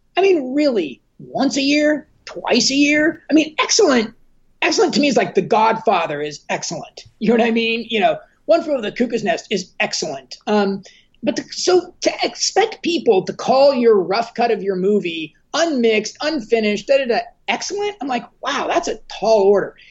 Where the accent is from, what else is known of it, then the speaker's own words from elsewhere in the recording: Southern California, United States; I grew up here in Southern California